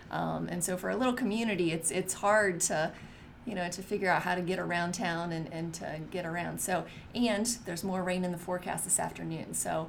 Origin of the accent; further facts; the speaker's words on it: West Lafayette, Indiana, United States; that West Lafayette is my hometown.